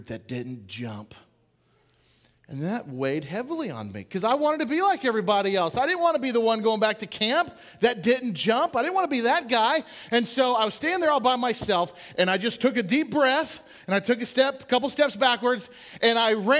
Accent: Portland, Oregon, United States; I grew up in Portland, Oregon

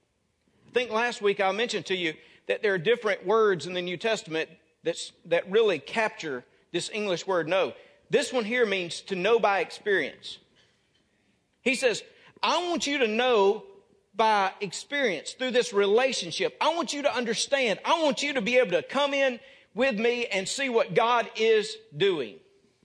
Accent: North Mississippi, United States; moved away; I came from Birmingham Ridge Baptist Church in North Mississippi

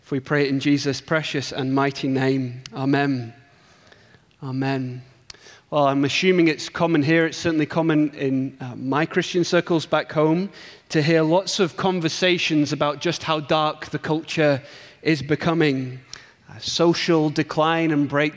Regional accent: England, United Kingdom; accent: English; my English accent

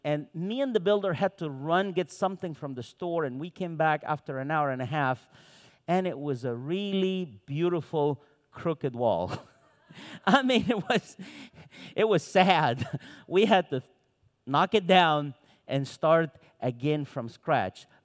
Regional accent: Cairo, Cairo Governorate, Egypt; first language Arabic; English is a second language; also born or lived in Santa Cruz, Bolivia; now in United States; I was born in Cairo, Egypt. I lived my entire young adult life in Santa Cruz, Bolivia, from Egypt to Bolivia.

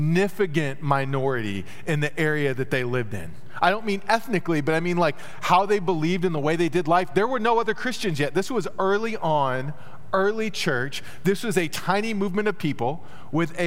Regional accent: Texas, United States; I grew up in Texas

